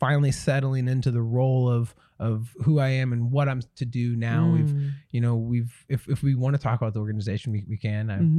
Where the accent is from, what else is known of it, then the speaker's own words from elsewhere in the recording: Branson, Missouri, United States; I grew up in Branson, Missouri.